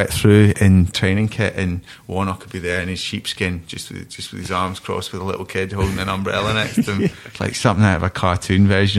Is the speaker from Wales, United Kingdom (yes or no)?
no; Scotland, United Kingdom; now in England; as a Scotsman down here